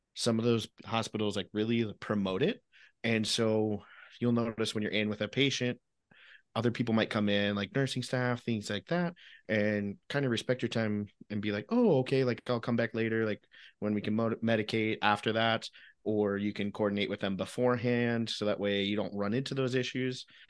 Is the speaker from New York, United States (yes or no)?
no; Illinois, United States; I grew up in Illinois